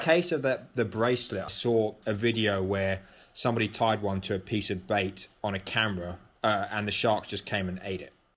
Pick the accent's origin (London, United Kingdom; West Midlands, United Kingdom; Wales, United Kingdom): London, United Kingdom; moved away as an adult; also born or lived in Athens, Greece / St Andrews, Scotland; now in United States; I grew up in London, but I also spent, uh, close to seven years living in Athens, Greece